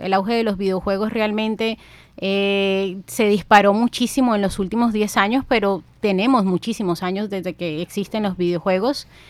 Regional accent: Ciénaga, Magdalena, Colombia; also born or lived in Bogotá; yo nací en la ciudad de Bogotá, de ahí la pinta de cachaca, pero yo soy cienaguera. Desde los siete años me crié en Ciénaga Magdalena

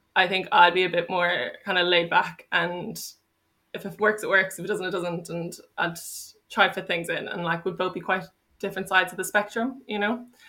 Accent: Dublin, Leinster, Ireland; moved away as an adult; now in Cork, Ireland; I'm from Dublin

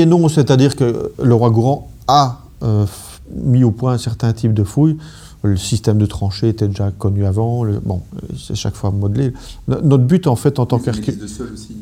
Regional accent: Brussels, Brussels-Capital Region, Belgium; en tant que Belge, Et, et bruxellois

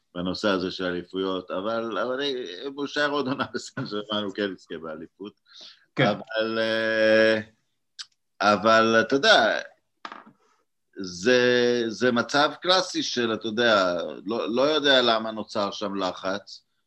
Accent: Israel; now in Hungary; כישראלים אה, יש לנו, וגם כמי שגר בהוגריה

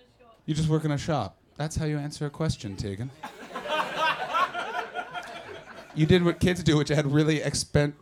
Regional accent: Canada; I'm a Canadian

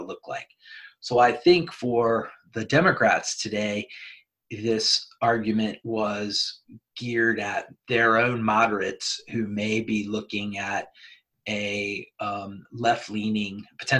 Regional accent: United States; As an American and as somebody that's served

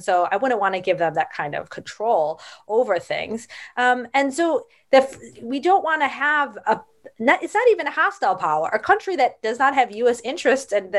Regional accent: United States; as an American

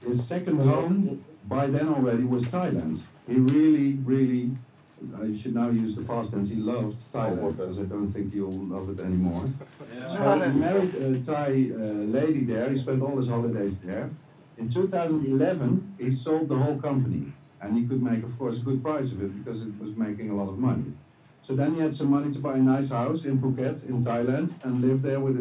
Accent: near Tilburg, North Brabant, Netherlands; my hometown, about 25 kilometers from here

